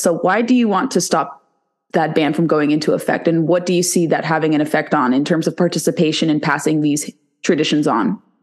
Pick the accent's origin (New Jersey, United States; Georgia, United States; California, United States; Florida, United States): California, United States; my home state of California